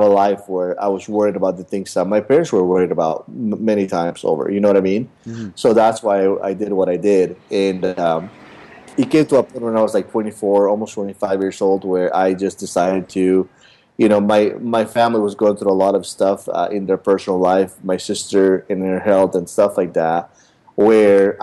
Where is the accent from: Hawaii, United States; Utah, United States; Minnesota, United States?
Utah, United States; moved away as an adult; now in Los Angeles, United States; I grew up in Utah my whole life